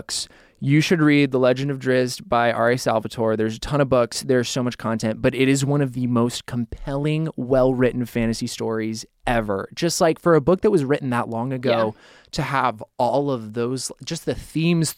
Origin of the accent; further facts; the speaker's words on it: Boise, Idaho, United States; I grew up in Boise, Idaho